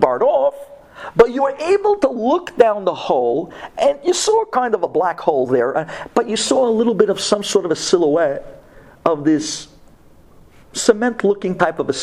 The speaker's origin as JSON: {"language": "English", "country": "United States", "said": "when you grow up in America, this Shabbat is just another weekend"}